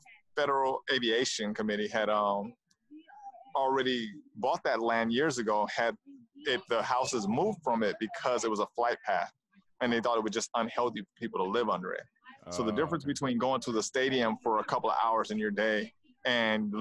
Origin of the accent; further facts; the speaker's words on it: Inglewood, California, United States; I grew up in Inglewood on Hazel